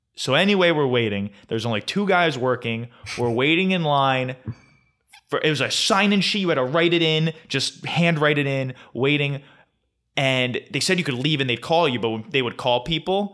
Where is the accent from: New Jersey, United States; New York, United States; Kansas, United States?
New Jersey, United States; Flemington; Costco has taken over my hometown